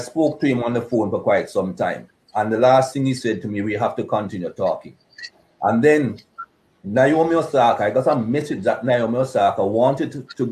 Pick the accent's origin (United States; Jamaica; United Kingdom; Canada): Jamaica; moved away; Growing up in Jamaica, I didn't experience any racism growing up in Jamaica